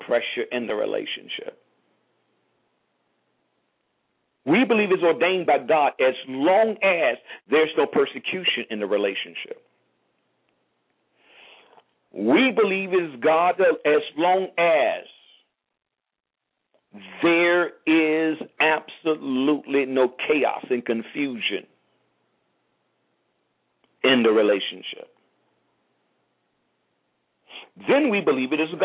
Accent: St. Petersburg, Florida, United States; moved away as an adult; now in South Florida, United States; once I left St. Petersburg, I left everything and everyone

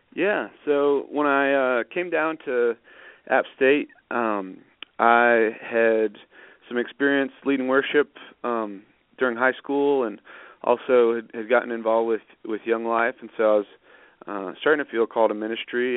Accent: Northampton, Massachusetts, United States; moved away as an adult; also born or lived in Washington; now in Boone, United States; we uh moved to Northampton, Massachusetts when I was 3. Um Northampton's in western Massachusetts. It's a little college town where Smith College is and it's across the river from uh UMass and uh Amherst College. Um and grew up there.

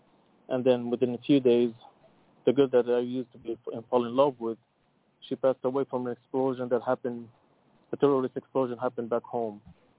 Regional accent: Iraq; English is a second language; now in Montreal, Canada; I'm 34 years old. I'm originally from Iraq, but I live in Canada.

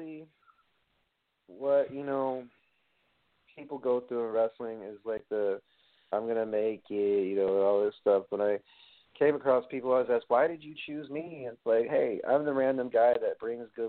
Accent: East Coast, United States; I'm from the East Coast

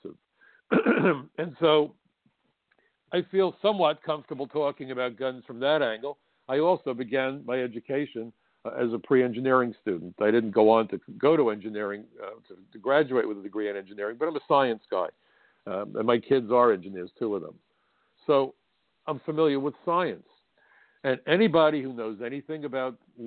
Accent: New York City, New York, United States; my hometown was attacked

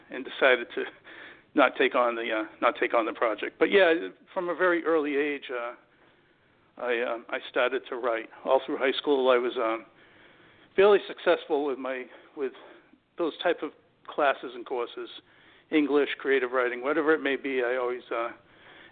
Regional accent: Massachusetts, United States; I grew up in Massachusetts entirely

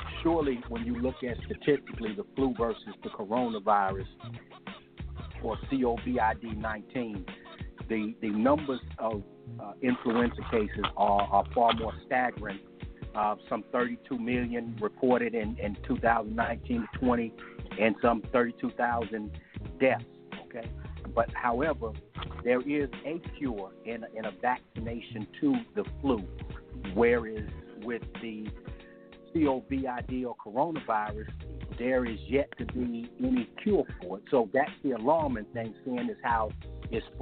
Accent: United States

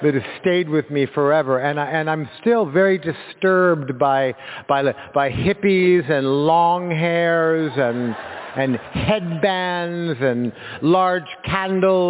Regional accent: Los Angeles, California, United States; I was born in Los Angeles

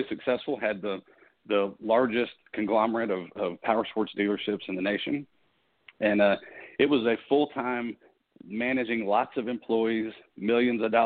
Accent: Waco, Texas, United States; I'm actually from Waco, Texas, where the home office of Five Star Painting is, but I didn't always live here

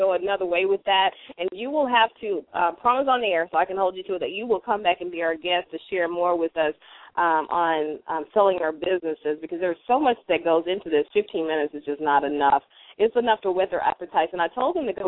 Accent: Memphis, Tennessee, United States; my hometown, Memphis, Tennessee

